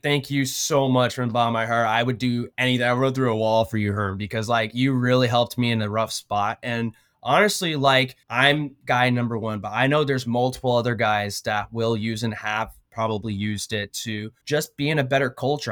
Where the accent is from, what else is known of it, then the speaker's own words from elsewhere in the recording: Odessa, Texas, United States; moved away; also born or lived in Oklahoma; Born and raised in Odessa, Texas